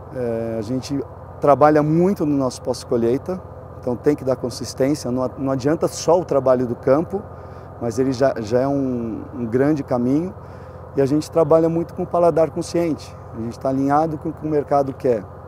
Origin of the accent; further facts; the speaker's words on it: Cerrado, Minas Gerais, Brazil; moved away; quando a gente voltou em 2016, a gente escolheu fazer parte né, do, do Cerrado, do, de Minas Gerais.